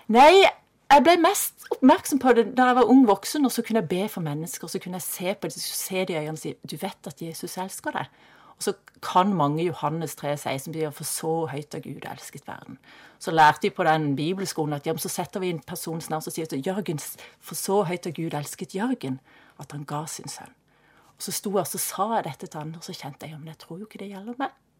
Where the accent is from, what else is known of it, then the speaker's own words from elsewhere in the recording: Kristiansand, Agder, Norway; Jeg ble født i Kristiansand og vokste opp i Kristiansand på Hellemyr